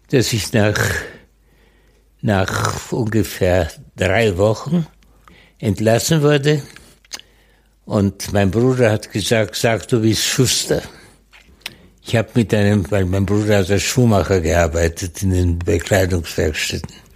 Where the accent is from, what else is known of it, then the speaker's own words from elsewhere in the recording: West Germany, Germany; Ich bin in Westdeutschland aufgewachsen